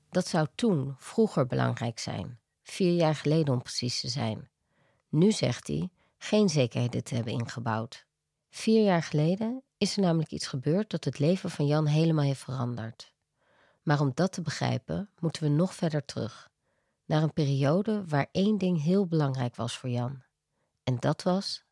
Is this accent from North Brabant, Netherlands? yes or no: yes; Veldhoven, North Brabant, Netherlands; moved away; also born or lived in Amsterdam; Ik ben opgegroeid in Beeldhoven